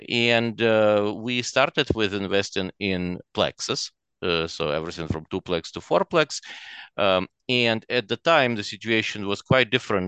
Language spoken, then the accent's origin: English; Chernivtsi, Chernivtsi Oblast, Ukraine; also born or lived in Russia; now in Canada; So I was born in Russia. And obviously when I was pretty little still, we moved to a western Ukrainian city of Chernivtsi. So for 16 years after that, I lived in Ukraine, or what at the time was the Soviet Union.